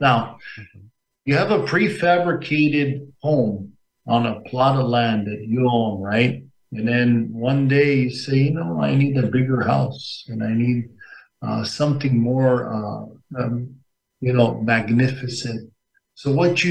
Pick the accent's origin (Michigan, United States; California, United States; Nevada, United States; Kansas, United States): Nevada, United States; Las Vegas; I'm from Nevada, Las Vegas, Nevada